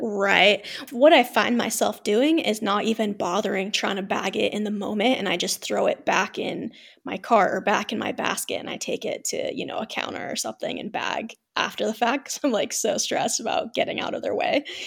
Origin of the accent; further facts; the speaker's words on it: Ohio, United States; moved away as an adult; also born or lived in Utah / Colorado / New Mexico; now in Vienna, Austria; I was born and raised in Ohio